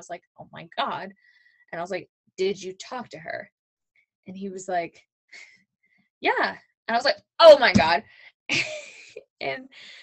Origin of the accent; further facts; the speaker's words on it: Louisville, Kentucky, United States; That was my hometown.